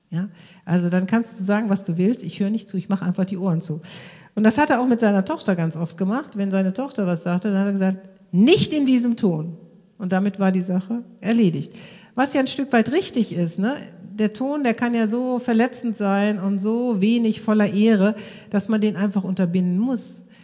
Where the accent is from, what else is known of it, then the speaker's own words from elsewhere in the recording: Krefeld, North Rhine-Westphalia, Germany; über die ganze Straßenprostitution bei uns in unserer Stadt Krefeld, wo ich herkomme.